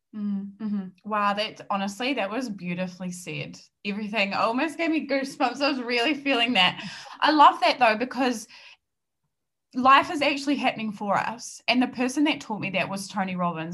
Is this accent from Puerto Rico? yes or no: no; New Zealand; accent: New Zealand; I'm based in New Zealand. I'm a New Zealander and the accent is going to be very very strong